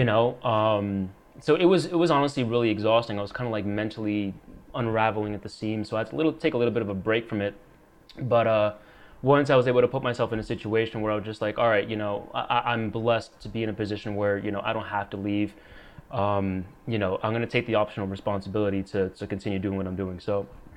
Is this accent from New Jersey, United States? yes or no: yes; New Jersey, United States; born or raised there